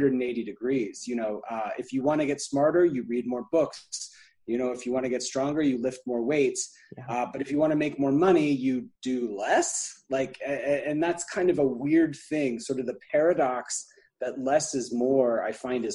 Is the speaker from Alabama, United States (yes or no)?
yes; Alabama, United States; now in Atlanta, United States; I'm from Alabama originally, even though I live in Atlanta now, and just grew up with sort of a slow pace of life